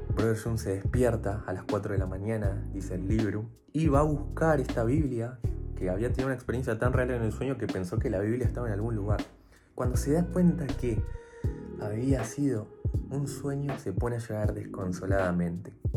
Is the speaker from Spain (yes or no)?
no; Buenos Aires, Argentina; soy de Buenos Aires